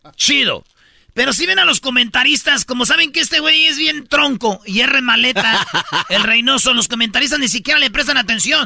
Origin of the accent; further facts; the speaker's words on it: Mexico; Yo soy mexicano